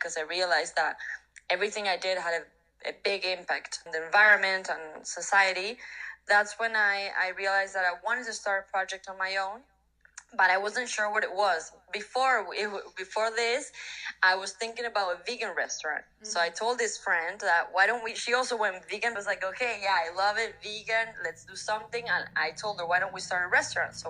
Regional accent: Argentina; moved away as an adult; also born or lived in Mexico City, Mexico; my hometown, that is a very small town in Argentina

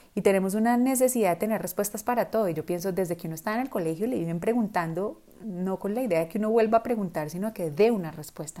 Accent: Colombia; first language Spanish; nosotros en, Colombia o en América Latina, nuestro idioma nativo es español

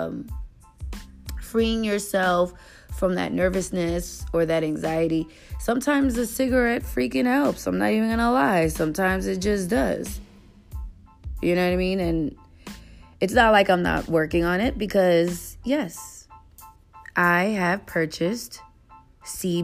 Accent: New York, United States; also born or lived in Hampton; my parents paid for my ticket for me to come back to New York

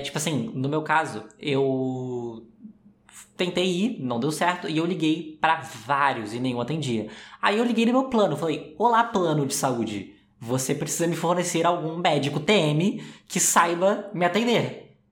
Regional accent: Rio de Janeiro, Brazil; eu sou carioca

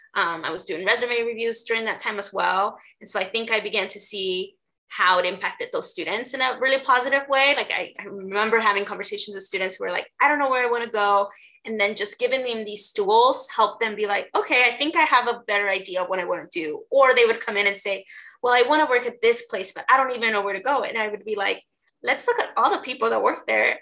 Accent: Los Angeles, California, United States; moved away as an adult; now in Portland, United States; I'm originally from LA. So, I grew up in South LA.

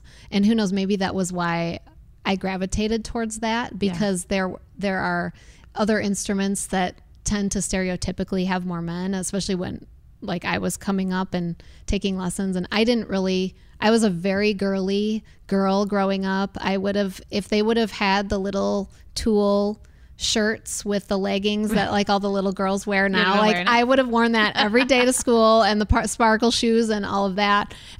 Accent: Chicago, Illinois, United States; also born or lived in Ohio / Michigan; Growing up in Chicago, I mean, I was born in Ohio and my parents lived in Michigan for a little while and they came to the Chicago area when I was 4.

